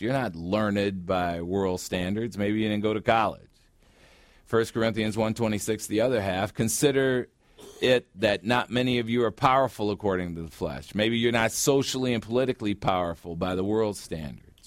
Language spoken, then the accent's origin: English; United States; now in Phoenix, United States; I grew up on Lake Michigan